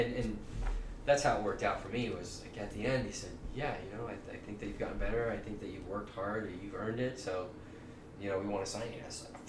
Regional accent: Omaha, Nebraska, United States; I'm a local guy. I'm from Omaha

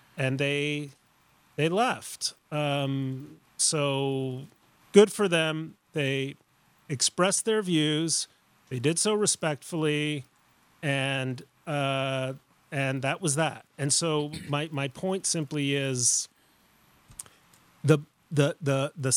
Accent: Mexico City, Mexico; moved away; I grew up in Mexico City.

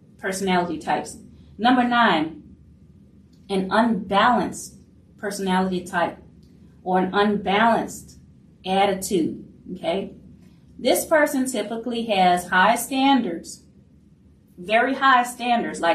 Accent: New Orleans, Louisiana, United States; I am from New Orleans, so very proud Louisiana Creole here

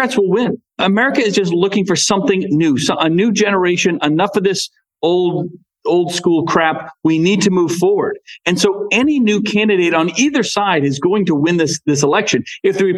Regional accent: New England, United States; I'm from New England

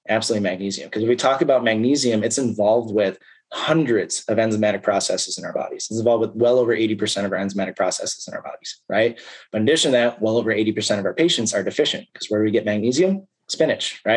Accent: Chicago suburbs, Illinois, United States; now in Iowa, United States; I live in Iowa. I'm from the Chicago suburbs.

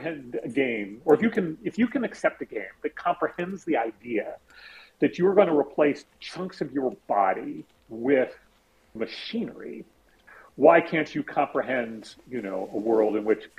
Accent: San Francisco, California, United States; I grew up in the Castro in San Francisco and in the 70s

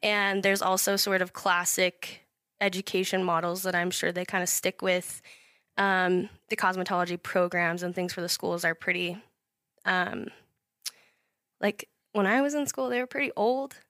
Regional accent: Idaho Falls, Idaho, United States; born and raised in Idaho Falls

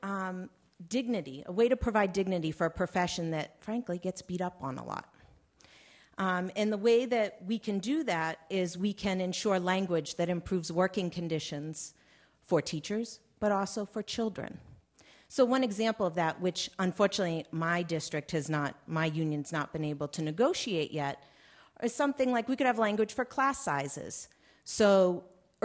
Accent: Massachusetts, United States; I'm from the Commonwealth of Massachusetts, which I'm very proud to say is number one in the country

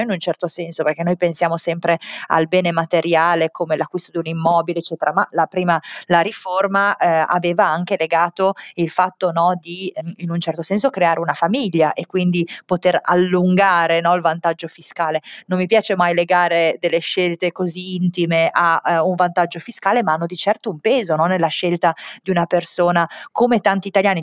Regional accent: Italy; moved away as an adult

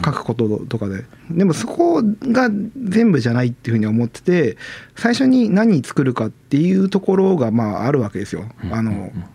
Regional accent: Chigasaki, Kanagawa, Japan; moved away; 昔あの神奈川県に住んでて茅ヶ崎出身

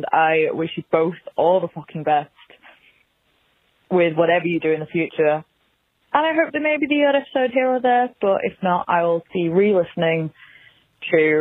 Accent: Manchester, North West England, United Kingdom; I'm from Manchester in the UK

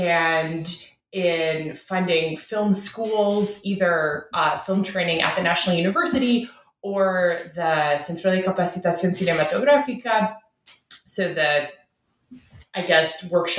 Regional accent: Ottawa, Ontario, Canada; religion is different there than it is in my home in Canada. I'm from Ottawa, Canada's capital.

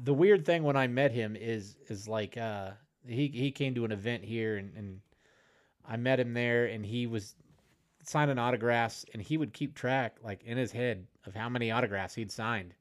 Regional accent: Illinois, United States; I grew up, I grew up in Illinois.

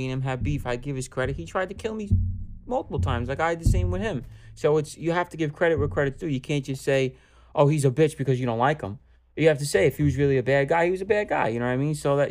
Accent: New York City, New York, United States; a lot of the Hispanic and Black kids I grew up with in East New York and went to school in Brooklyn

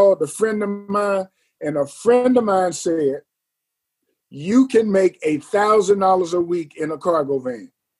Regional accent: Long Beach, California, United States; moved away as an adult; now in Atlanta, United States; I'm originally from the LBC, Long Beach, California.

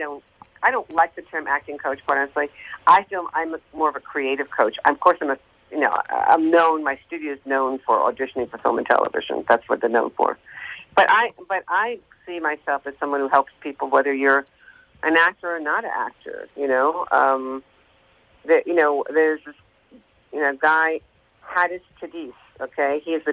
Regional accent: New York, United States; I was always singing, and I sang in New York, I'm from New York.

